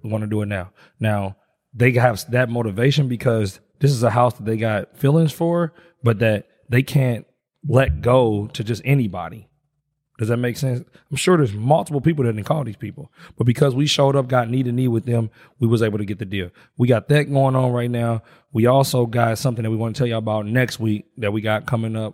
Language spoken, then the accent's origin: English; Indianapolis, Indiana, United States; I grew up in Wayne Township